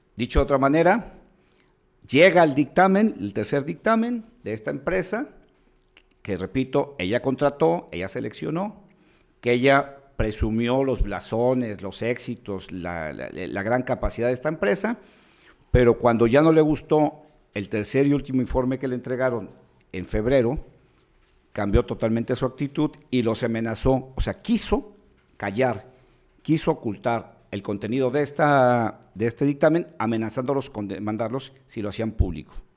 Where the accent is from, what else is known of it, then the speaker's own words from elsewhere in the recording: Mexico; busquemos como mexicanos